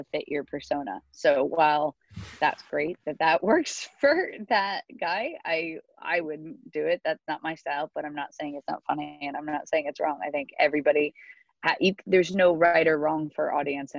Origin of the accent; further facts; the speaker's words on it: United States; now in United Kingdom; I'm American, but I started over here